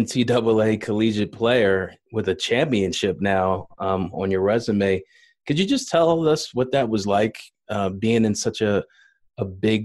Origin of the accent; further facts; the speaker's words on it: Philadelphia, Pennsylvania, United States; I grew up in Philly as a youngster. I grew up loving Villanova and Temple, obviously the Sixers.